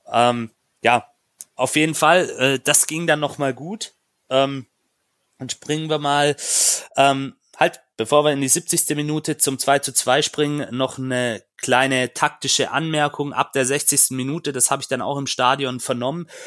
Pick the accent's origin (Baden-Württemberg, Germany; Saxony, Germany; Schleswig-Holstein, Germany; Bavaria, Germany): Baden-Württemberg, Germany; Stuttgart; ich habe da vielleicht auch, auch als Stuttgarter, ähm, der Paul kann gleich auch noch mit einsteigen in diese Debatte, ähm, eine andere Sicht.